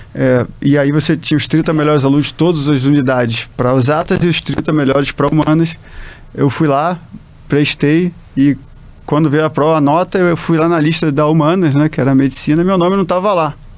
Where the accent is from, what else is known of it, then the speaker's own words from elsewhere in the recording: Rio de Janeiro, Brazil; moved away as an adult; also born or lived in São Paulo / Fortaleza / Recife; Sou carioca, já morei em tanto lugar assim no Brasil que já me considero mais um cidadão do Brasil